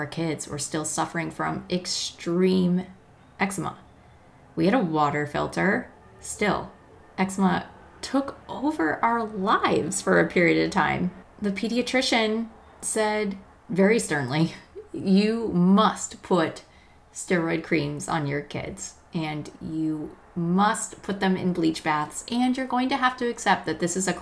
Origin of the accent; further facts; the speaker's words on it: Colorado, United States; we're from Colorado